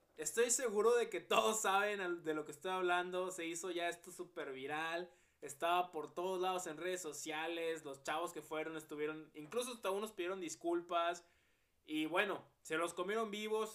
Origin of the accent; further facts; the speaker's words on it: Mexico; Todos somos mexicanos, todos somos un mismo pueblo